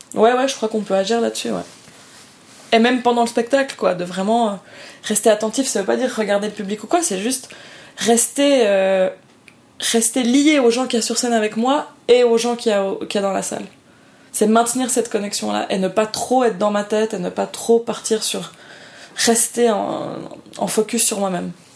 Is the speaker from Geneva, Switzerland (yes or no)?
no; Lausanne, Vaud, Switzerland; je viens vraiment du canton de Vaud en Suisse où on est un canton extrêmement protestant